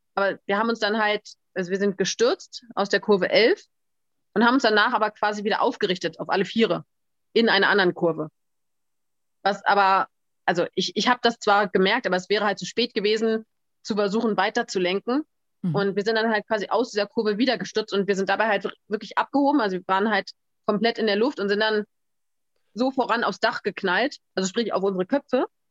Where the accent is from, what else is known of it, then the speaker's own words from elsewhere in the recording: Berlin, Germany; ich komme ja aus Berlin